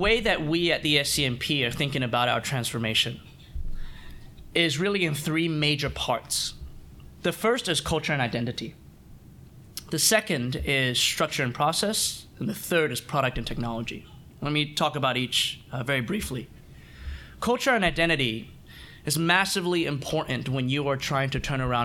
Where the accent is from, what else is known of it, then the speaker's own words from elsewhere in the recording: United States; moved away as an adult; now in Hong Kong; I grew up in the West, because as an American